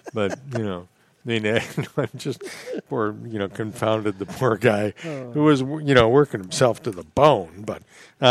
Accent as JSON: {"language": "English", "area": "Midwest", "region": "Minnesota", "country": "United States", "tie": "born or raised there", "moved": "yes", "lives_now": "Florida Keys, United States", "said": "I grew up in the Midwest"}